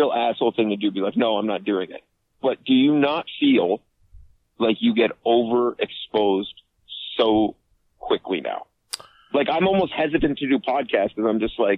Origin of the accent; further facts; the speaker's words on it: Canada; I'm Canadian